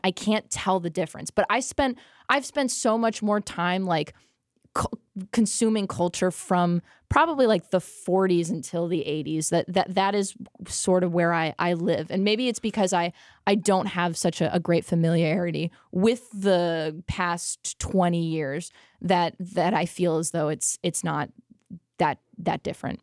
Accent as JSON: {"language": "English", "country": "United States", "said": "As an American"}